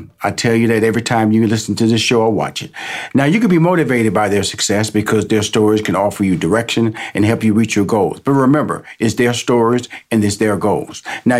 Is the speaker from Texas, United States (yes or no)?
yes; Houston, Texas, United States; I grew up in Fifth Ward, Texas, and this was just like the hood, as they would say, inner city in Houston, Texas.